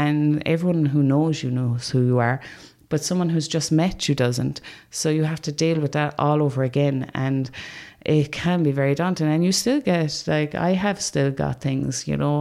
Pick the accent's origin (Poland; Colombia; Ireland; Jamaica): Ireland; Limerick, Munster; I'm being from Limerick